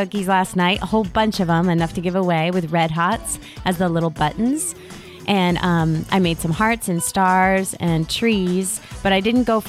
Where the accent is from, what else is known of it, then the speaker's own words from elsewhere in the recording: Connecticut, United States; I thought emojis came from Asia. Come on, I'm from Connecticut.